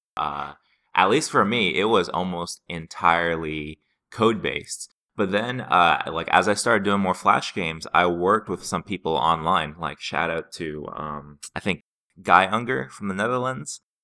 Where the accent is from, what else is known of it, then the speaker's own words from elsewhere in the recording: Seattle, Washington, United States; I was from Seattle